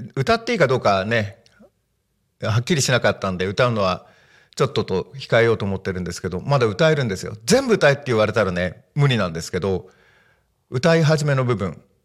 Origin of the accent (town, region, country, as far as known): Tako, Chiba, Japan; born or raised there